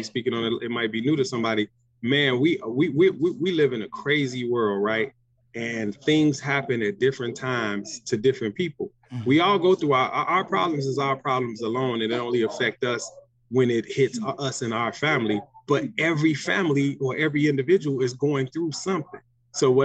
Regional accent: Chicago, Illinois, United States; We're from Chicago

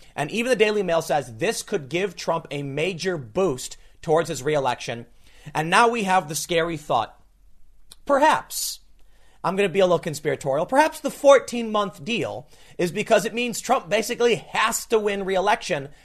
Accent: United States; as an American

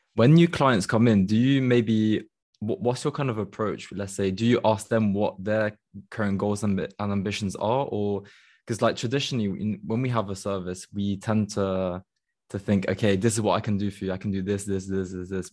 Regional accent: Belgium; I'm from Belgium

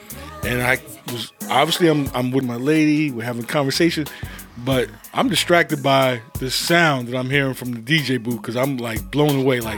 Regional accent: Buena, New Jersey, United States; I'm from a small little town in Buena.

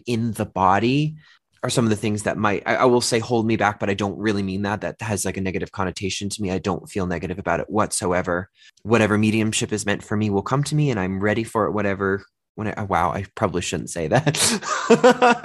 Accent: Massachusetts, United States; first language English; now in Denver, United States; I grew up in Massachusetts

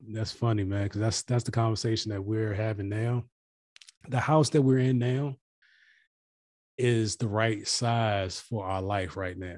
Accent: United States; as an American

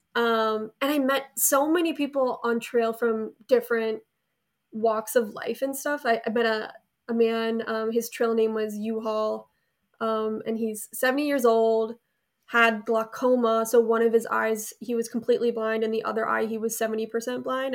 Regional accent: Delafield, Wisconsin, United States; I'm currently living right outside Milwaukee, Wisconsin, in my hometown, so, um, Delafield, Wisconsin

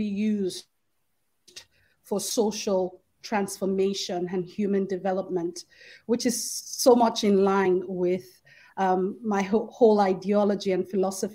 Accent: Lagos, Nigeria; I grew up in Festac Town in Lagos State

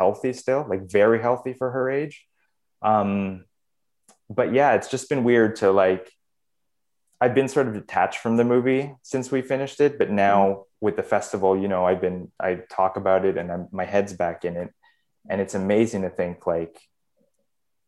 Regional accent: Canada; I was born in Canada.

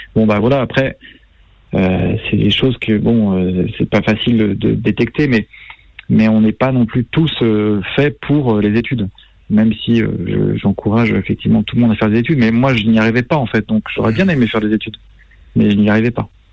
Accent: Plaintel, Brittany, France; moved away; je suis breton

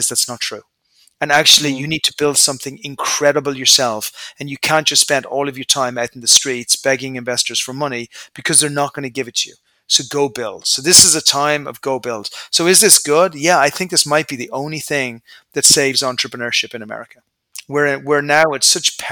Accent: Ireland; moved away; I'm an Irish guy initially. I came from a nice family.

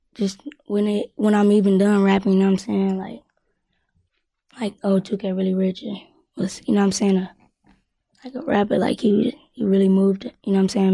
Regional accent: Louisville, Kentucky, United States; also born or lived in Ohio; I'm from Louisville, K Y, but born in Ohio

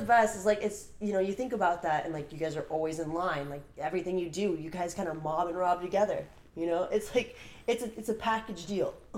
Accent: Burbank, California, United States; I was born and raised in Burbank, California, but um, I'm first generation American

